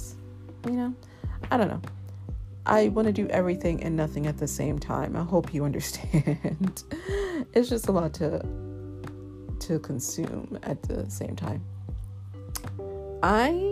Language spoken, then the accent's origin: English; New York City, New York, United States; I'm a New Yorker